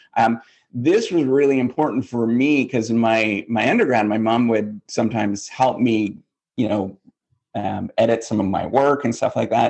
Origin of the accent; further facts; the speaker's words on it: north of International Falls, Minnesota, northwestern Ontario, Canada; moved away as an adult; now in United States; I'm totally Canadian, born and raised